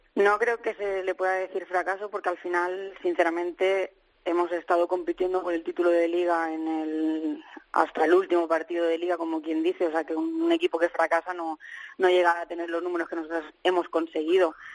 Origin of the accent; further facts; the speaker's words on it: Spain; also born or lived in England; jugadora española